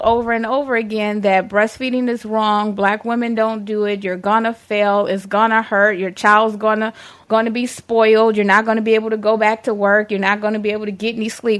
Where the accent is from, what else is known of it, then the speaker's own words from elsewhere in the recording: Detroit, Michigan, United States; I'm from the east side of Detroit.